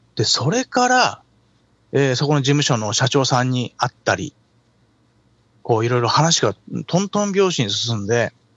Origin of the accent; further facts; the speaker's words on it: Tokyo, Japan; 出身は東京ですね。東京の練馬。